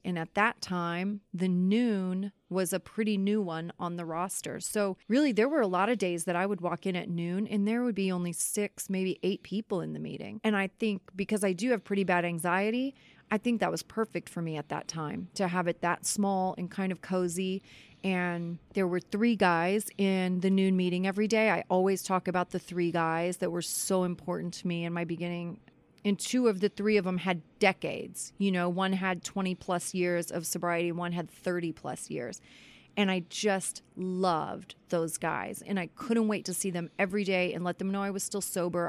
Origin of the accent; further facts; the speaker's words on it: Kansas City, Missouri, United States; moved away as an adult; also born or lived in Los Angeles; I was born and raised in Kansas City. I lived in Los Angeles, and now I'm back in Kansas City.